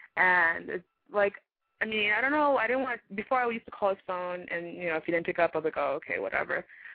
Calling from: Brentwood, California, United States; I'm 19 and I'm calling from Brentwood.

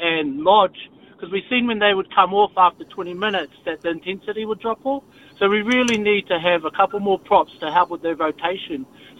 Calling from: Whanganui, Manawatū-Whanganui, New Zealand; Calling from for Whanganui. How's it going?

